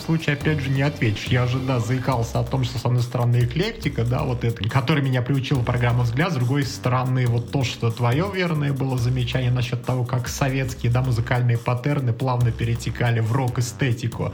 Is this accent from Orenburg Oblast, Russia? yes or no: yes; Orsk, Orenburg Oblast, Russia; мой родной город Орск, соответственно, Оренбургская Московская область